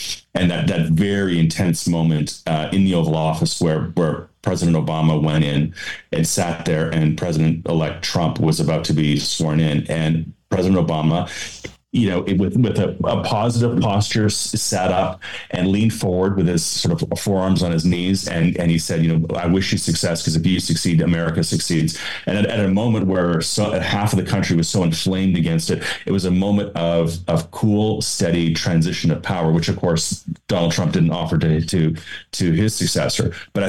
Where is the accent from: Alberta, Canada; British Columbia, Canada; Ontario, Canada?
Alberta, Canada; I am an Albertan and a proud Albertan, but I'm a Canadian first.